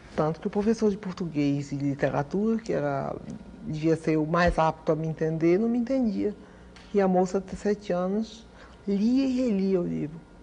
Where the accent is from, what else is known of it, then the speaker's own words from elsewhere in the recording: Recife, Pernambuco, Brazil; now in Rio de Janeiro, Brazil; Eu morei em Recife. Eu morei no Nordeste, eu me criei no Nordeste.